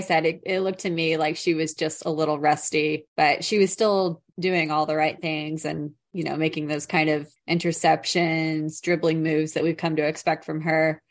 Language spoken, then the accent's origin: English; United States; as an American